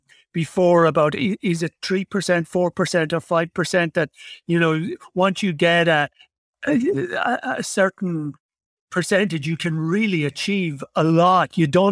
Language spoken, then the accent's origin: English; Ireland; I come from Ireland, and we always felt, oh, you know, we'll never win the World Cup or never do anything because it's so small